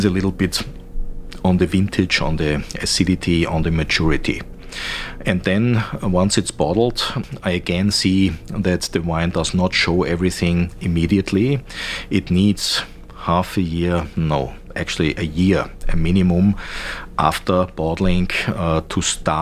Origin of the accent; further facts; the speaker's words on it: the other side of the Danube, Vienna, Austria; I'm not from the Nussberg. I'm originally from the other side of the Danube, which was historically always a poor region